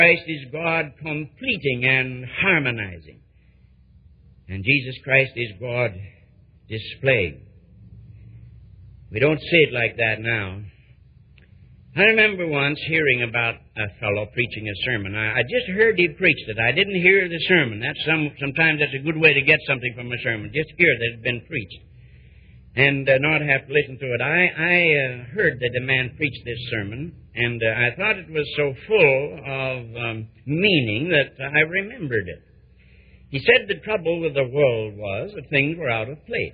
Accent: United States; being an American

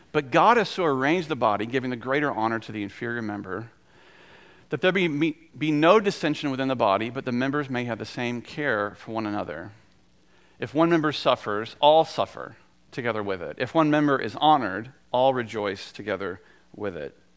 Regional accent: North Carolina, United States; also born or lived in South Georgia; I was born in South Georgia and I lived there until I was seven, and I'm very much a son of North Carolina

